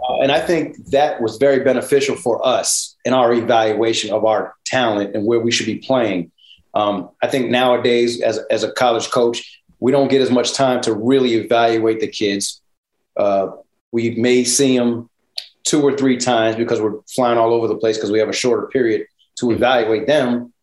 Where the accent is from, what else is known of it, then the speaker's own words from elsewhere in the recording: Connecticut, United States; I'm from Connecticut